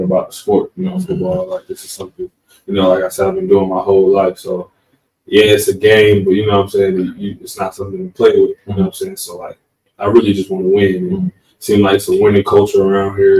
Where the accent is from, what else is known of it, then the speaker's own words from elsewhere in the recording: Atlanta, Georgia, United States; moved away; also born or lived in North Carolina / Natchitoches, Louisiana; I'm from Atlanta